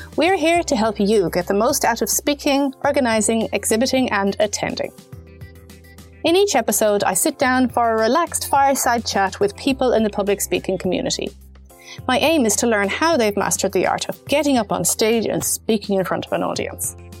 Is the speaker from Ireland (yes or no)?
yes; Ireland; also born or lived in Germany; as an Irish person